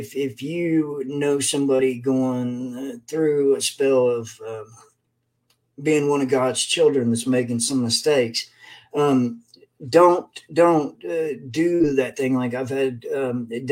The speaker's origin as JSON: {"language": "English", "town": "Lexington", "region": "Kentucky", "country": "United States", "tie": "born or raised there", "also_born_or_lived": "Hazard, Kentucky", "said": "I'm from Lexington, Kentucky, and back in, well, I'm originally from Hazard, Kentucky, but grew up in school and everything else in Lexington."}